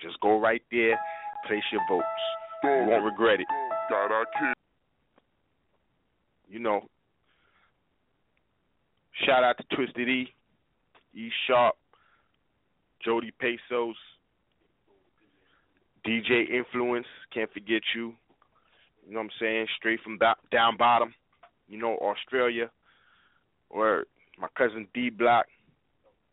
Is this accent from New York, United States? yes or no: yes; New York City, New York, United States; I'm from New York, so I mess with every borough in my city.